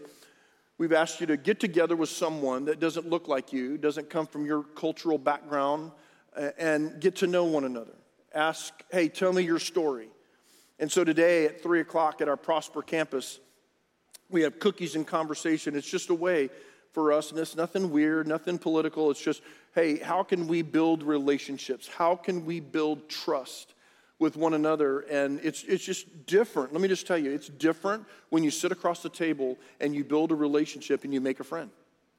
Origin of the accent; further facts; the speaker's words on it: Rio Grande Valley, Texas, United States; When I was growing up in the Rio Grande Valley, we were by the beach